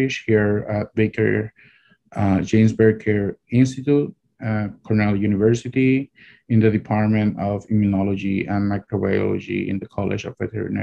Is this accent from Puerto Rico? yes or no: yes; Puerto Rico; moved away as an adult; also born or lived in Rochester, New York; now in Ithaca, United States; I'm originally from Puerto Rico